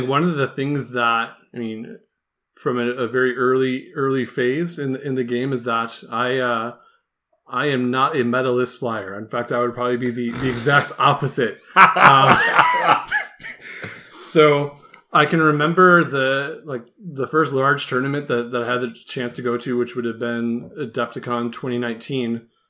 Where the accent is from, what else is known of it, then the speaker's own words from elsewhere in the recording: United States; I'm from the United States.